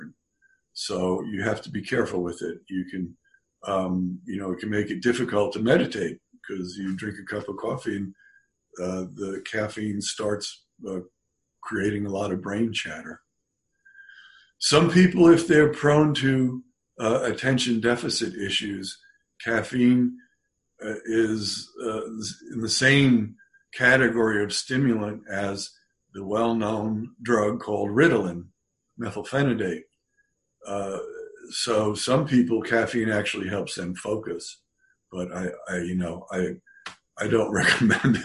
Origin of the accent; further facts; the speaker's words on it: California, United States; I'm from California. I haven't been there in 5 months